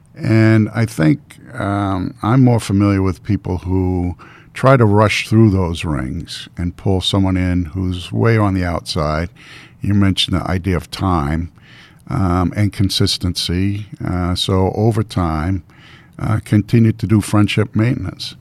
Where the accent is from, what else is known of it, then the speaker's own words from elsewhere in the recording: Baltimore, Maryland, United States; moved away; also born or lived in Boston, Massachusetts; I grew up on the Mason-Dixon line